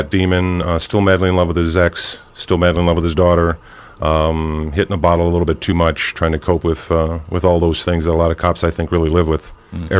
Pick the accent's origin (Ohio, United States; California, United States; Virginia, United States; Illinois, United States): Ohio, United States; Cleveland; Live in Cleveland Heights, born and raised in Cleveland.